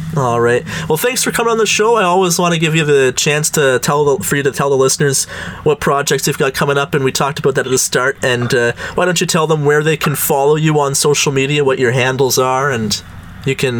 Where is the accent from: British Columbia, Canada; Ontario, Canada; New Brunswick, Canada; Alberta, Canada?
Ontario, Canada; Gananoque; we're both from Gananoque, only five thousand people